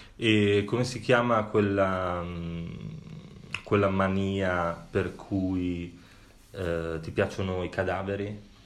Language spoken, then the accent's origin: Italian; Sardinia, Italy; i miei antenati, eh, essendo sardo